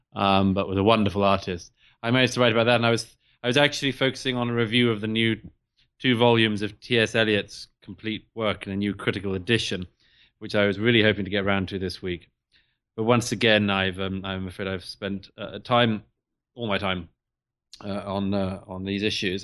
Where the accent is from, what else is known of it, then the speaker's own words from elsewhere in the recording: United Kingdom; the U K in particular, where I'm from, as I'm sure your listeners can tell from my accent.